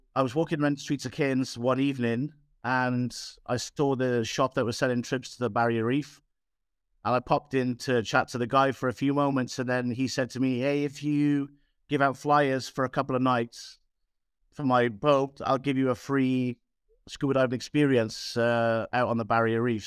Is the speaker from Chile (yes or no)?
no; Aberdare, Wales, United Kingdom; moved away; I'm from Wales originally.